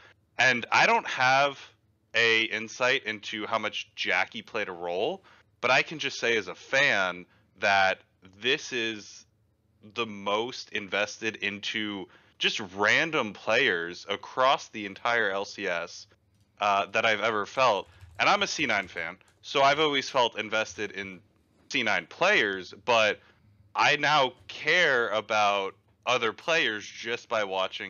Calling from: Houston, Texas, United States; Houston, Texas.

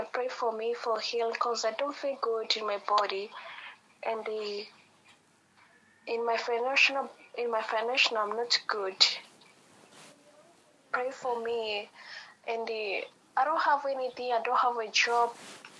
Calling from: Tanzania

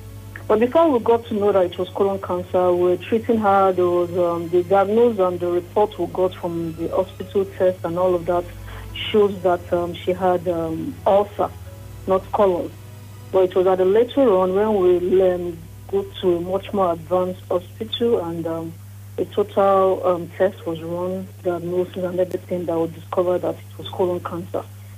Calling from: Lagos, Nigeria; I'm calling from Ikotun, Agbor.

